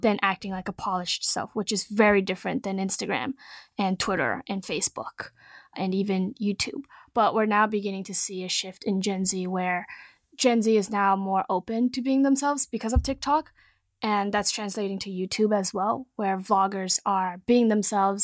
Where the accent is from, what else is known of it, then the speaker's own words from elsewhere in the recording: Silicon Valley, California, United States; I grew up in Silicon Valley, was lucky enough to grow up here